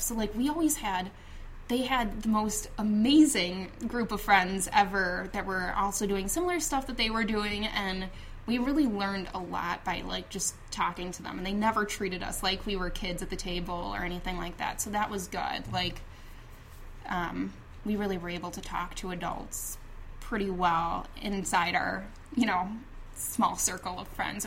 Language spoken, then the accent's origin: English; Chicago, Illinois, United States; I grew up on the north side of the city, and I grew up in Rogers Park